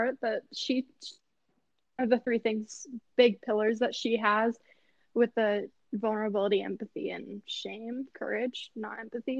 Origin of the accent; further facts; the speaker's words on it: Midwest, United States; Midwest. Like, we're not even from Texas, guys.